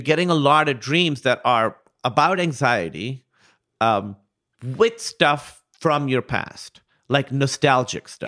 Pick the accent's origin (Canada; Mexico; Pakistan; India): Pakistan; Karachi, Sindh; I grew up in Karachi, Pakistan